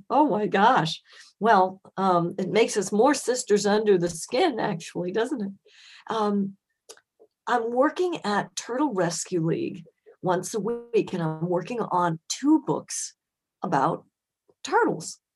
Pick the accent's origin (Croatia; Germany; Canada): Germany; born there; I was born in Germany, and they took me to the Frankfurt Zoo.